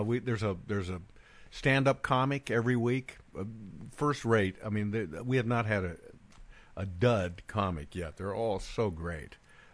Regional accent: Bend, Oregon, United States; moved away; my hometown of Bend, Oregon

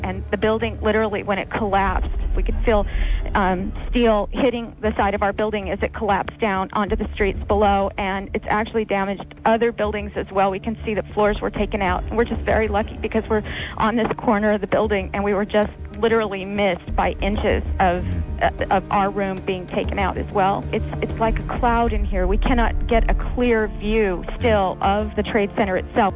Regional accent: California, United States; now in New York, United States; I'm from California

